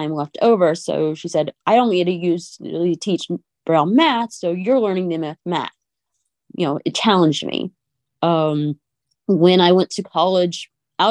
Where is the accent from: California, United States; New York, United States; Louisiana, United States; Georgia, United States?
Louisiana, United States; Cajun; I spoke French as a child because I'm Cajun.